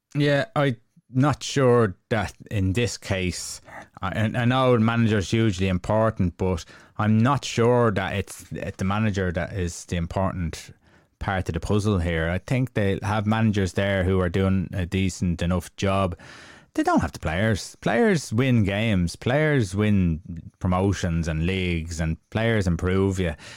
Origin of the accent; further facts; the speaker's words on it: Ireland; we're Irish